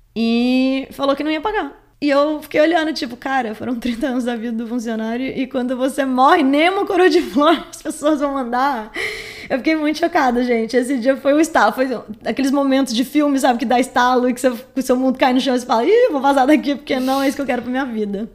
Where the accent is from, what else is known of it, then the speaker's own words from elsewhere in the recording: Caçapava, São Paulo, Brazil; A gente é de Caçapava